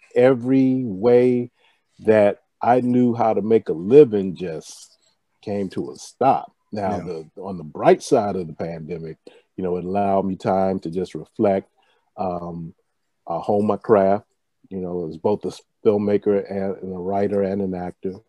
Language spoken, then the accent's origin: English; Washington, District of Columbia, United States; I'm a native Washingtonian, actually. And you know, I love my hometown.